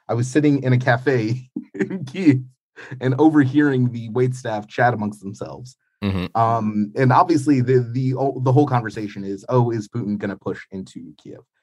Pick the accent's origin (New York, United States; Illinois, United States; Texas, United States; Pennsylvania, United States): New York, United States; moved away as an adult; now in Ukraine; growing up in New York in the 90s